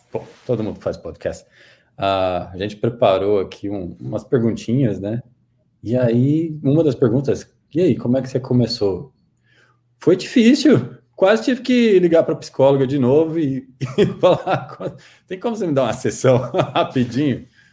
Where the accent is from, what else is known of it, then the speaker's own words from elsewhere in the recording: Goiânia, Goiás, Brazil; accent: Goiânia accent; moved away as an adult; also born or lived in Brasília; eu sou de Goiânia, Goiás. Tem esse, esse, aqui eles chamam de accent, né? Uh, tem esse sotaque, assim, de Goiânia, com muito orgulho.